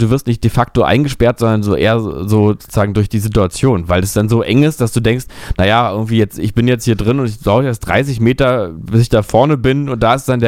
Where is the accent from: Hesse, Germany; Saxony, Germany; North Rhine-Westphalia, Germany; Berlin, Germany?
Berlin, Germany; das sage ich ganz ehrlich hier aus meiner Perspektive als Berliner